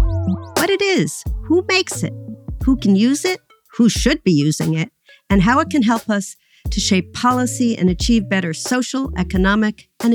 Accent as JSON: {"language": "English", "town": "New York City", "region": "New York", "country": "United States", "tie": "born or raised there", "said": "So I grew up in New York City on the Upper West Side in a middle-income housing project that was built to be an integrated community."}